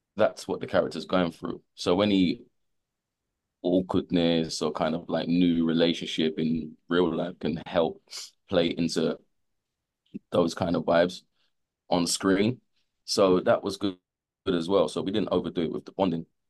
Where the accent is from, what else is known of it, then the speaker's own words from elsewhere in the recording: London, United Kingdom; I grew up in London